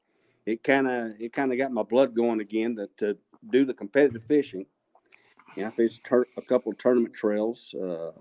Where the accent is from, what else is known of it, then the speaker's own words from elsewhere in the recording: Abilene, Texas, United States; now in Killeen, United States; I grew up in the Abilene area